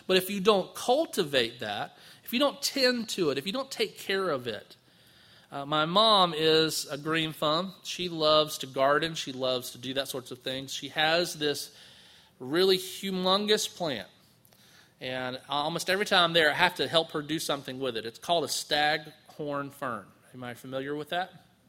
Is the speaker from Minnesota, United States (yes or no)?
no; Palatka, Florida, United States; And I grew up in Palatka and I thought I was aggravated in traffic down there